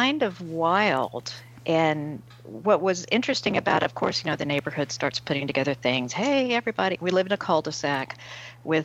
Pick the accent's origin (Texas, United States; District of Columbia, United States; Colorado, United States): Texas, United States; Houston; also born or lived in Fort Lauderdale, Florida; Born and raised in Houston